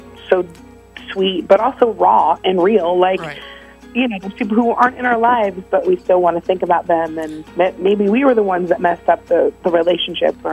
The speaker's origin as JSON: {"language": "English", "region": "Florida", "country": "United States", "said": "we're both from Florida"}